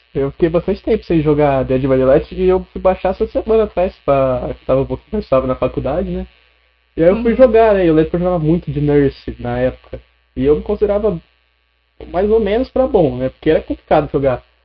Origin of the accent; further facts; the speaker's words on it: Catanduva, São Paulo, Brazil; eu sou de Catanduva, né? Sou de Catanduva, cheguei ontem aqui